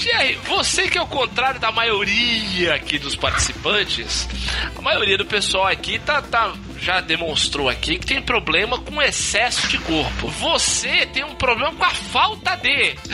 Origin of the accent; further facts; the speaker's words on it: Santos, São Paulo, Brazil; Eu sou Santista